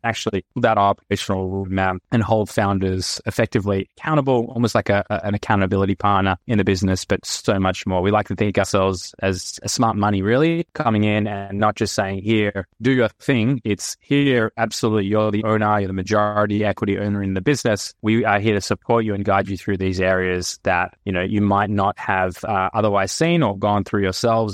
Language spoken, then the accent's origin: English; Australia; moved away as an adult; also born or lived in United States; now in Tel Aviv, Israel; I am Australian. Hopefully my accent still comes through, but I spent the last ten years in the U S and, and now Tel Aviv